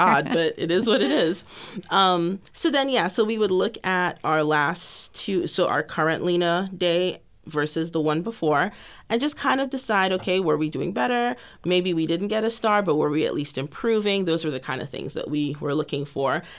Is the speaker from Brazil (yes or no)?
no; Grenada; moved away as an adult; now in Texas, United States; originally from a tiny island in the Caribbean called Grenada. I moved to Texas almost eighteen years ago this August to pursue a bachelor's degree in biology